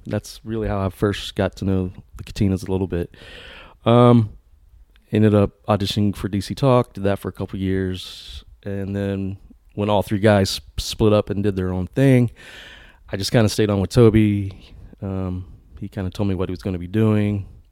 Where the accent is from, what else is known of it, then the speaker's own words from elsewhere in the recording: Virginia, United States; moved away as an adult; now in Nashville, United States; I'm from Virginia. Grew up in a Christian home